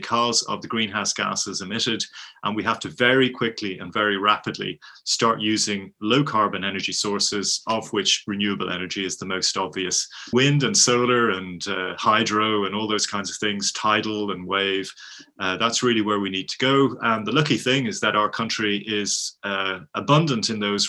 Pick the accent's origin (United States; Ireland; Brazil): Ireland; Dublin, Leinster; moved away as an adult; now in United Kingdom; I'm Irish, I'm from Dublin, but I've been living in the UK for about the last 30 years